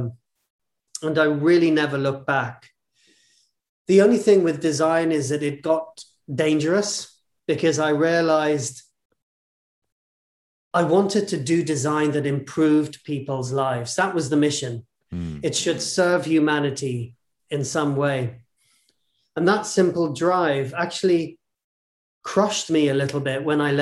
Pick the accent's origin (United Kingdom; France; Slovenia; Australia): United Kingdom; I was born in the UK, brought up in the UK